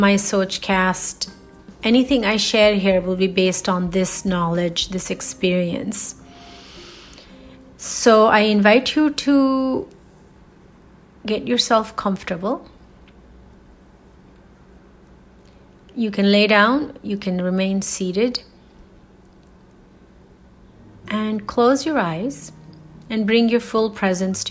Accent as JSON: {"language": "English", "country": "India", "said": "as Indian women"}